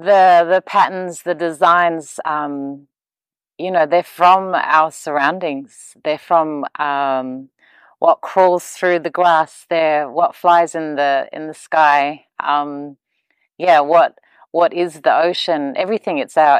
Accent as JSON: {"language": "English", "country": "Papua New Guinea", "also_born_or_lived": "Australia", "said": "I'm from Papua New Guinea, Australia, and I'm a mum."}